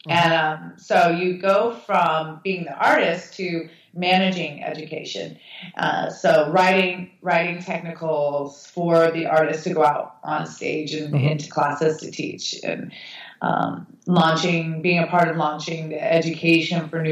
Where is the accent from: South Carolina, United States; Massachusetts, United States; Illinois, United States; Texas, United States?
Massachusetts, United States; moved away as an adult; now in New York, United States; I ended up opening a salon in Massachusetts, uh-huh, in my hometown